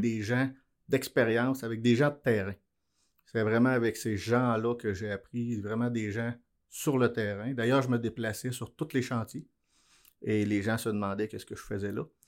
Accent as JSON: {"language": "French", "area": "Abitibi-Témiscamingue", "region": "Quebec", "country": "Canada", "tie": "born or raised there", "said": "je suis né en Abitibi-Témiscamingue"}